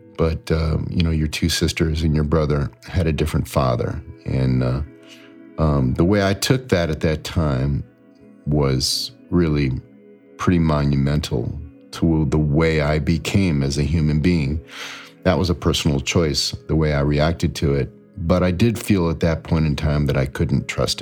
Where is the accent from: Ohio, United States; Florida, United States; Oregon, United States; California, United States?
Ohio, United States; Akron; I grew up in Akron, Ohio, you know, rubber capital